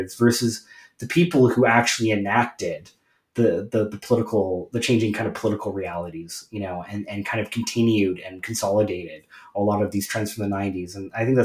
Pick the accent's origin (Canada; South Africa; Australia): Canada; I'm Canadian.